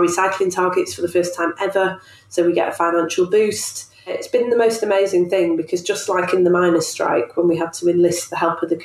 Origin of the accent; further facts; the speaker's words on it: Manchester, North West England, United Kingdom; moved away; I grew up in Manchester in a really political time